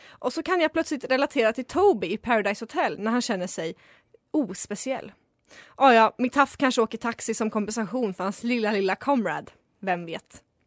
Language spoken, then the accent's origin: Swedish; Västerås, Västmanland, Sweden; also born or lived in Falun / Stockholm; jag var från Västerås